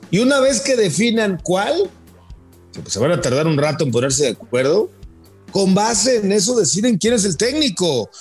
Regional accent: Mexico

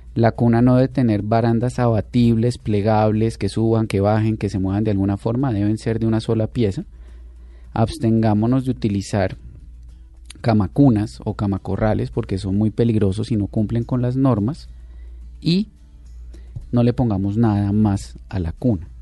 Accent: Colombia

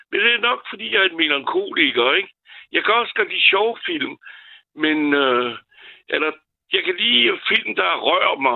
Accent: France; now in Denmark; da jeg er franskmand

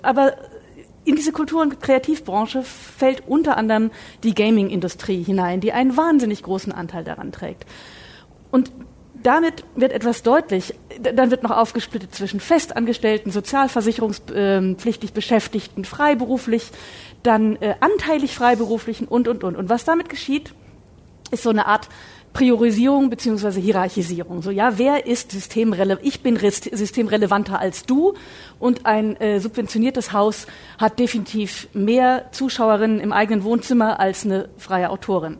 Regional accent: Saxony, Germany; Ich komme ja nun aus Sachsen

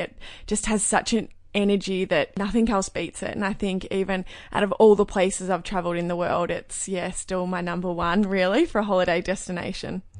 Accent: Cape Paterson, Victoria, Australia; I grew up in Cape Patterson, which is a really tiny coastal town. It's down near Phillip Island

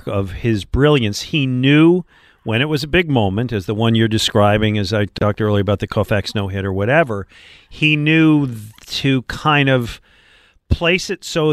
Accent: Buffalo, New York, United States; moved away as an adult; also born or lived in Detroit; now in Philadelphia, United States; I grew up in Buffalo

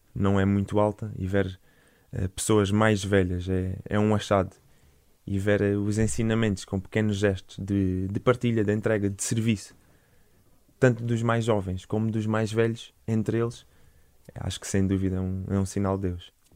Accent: Portimão, Algarve, Portugal; moved away as an adult; sou, sou Algarvio, nascido e criado em, em Portimão

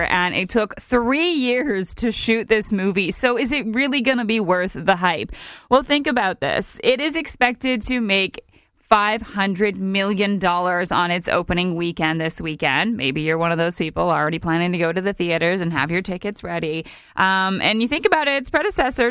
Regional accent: Canada; our Canadians

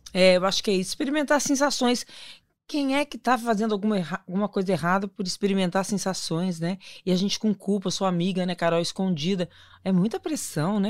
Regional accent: São Paulo, Brazil; tenho 55 anos, sou da cidade de São Paulo

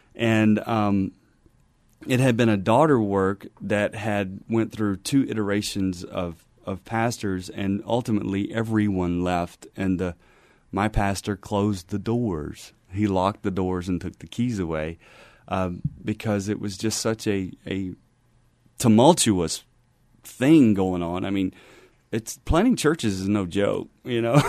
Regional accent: Louisiana, United States; moved away as an adult; now in San Antonio, United States; was born and raised in Louisiana, and I joined the Army at twenty years old

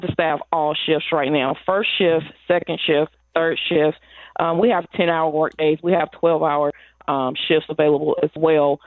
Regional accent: Lexington, North Carolina, United States; I am a graduate from Lexington Senior High School

